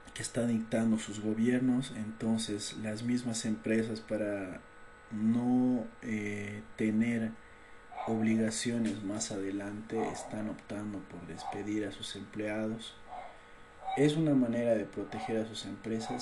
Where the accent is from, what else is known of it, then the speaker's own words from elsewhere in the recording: Bolivia; yo soy del país de Bolivia.